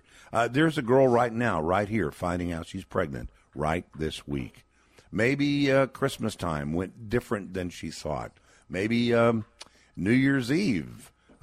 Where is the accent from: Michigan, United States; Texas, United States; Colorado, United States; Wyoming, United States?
Texas, United States; my home state of Texas.